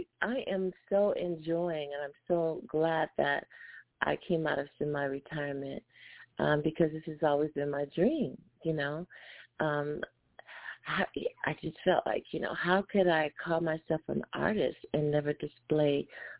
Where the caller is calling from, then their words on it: Los Angeles, California, United States; I'm calling from Los Angeles.